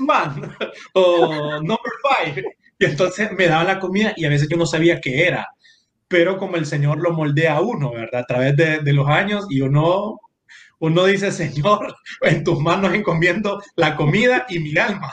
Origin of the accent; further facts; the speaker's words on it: San Pedro Sula, Cortés, Honduras; also born or lived in Tegucigalpa; yo nací en Tegucigalpa. Mi papá, la familia de mi papá es de Tegucigalpa pero yo bromeo con que solo me hicieron allá y, y me, me, dieron forma y a los días me llevaron para San Pedro